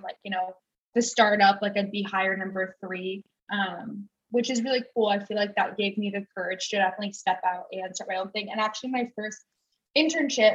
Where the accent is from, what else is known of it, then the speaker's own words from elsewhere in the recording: Washington, United States; moved away as an adult; now in Los Angeles, United States; I'm from Washington State. Kind of more of like a small town, like a hour south of Seattle